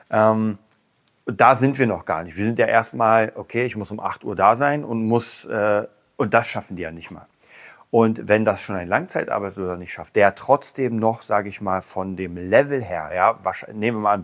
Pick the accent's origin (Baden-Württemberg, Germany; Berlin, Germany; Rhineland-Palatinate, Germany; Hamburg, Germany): Berlin, Germany; ich komme aus Berlin, hier gibt es eine ganze Menge Penner.